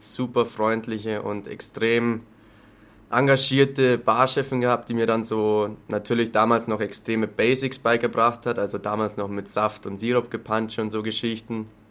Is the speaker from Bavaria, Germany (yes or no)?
yes; near Landshut, Lower Bavaria, Germany; accent: Lower Bavarian; now in Munich, Germany; Ich komme aus der Nähe von Landshut, aus dem schönen Niederbayern. Was man manchmal in meinem Dialekt vielleicht auch durchblitzen hört.